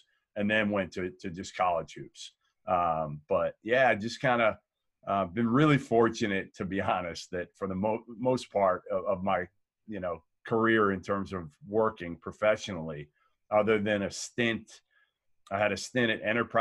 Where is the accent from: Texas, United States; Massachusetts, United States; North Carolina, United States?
Massachusetts, United States; Boston; growing up in Boston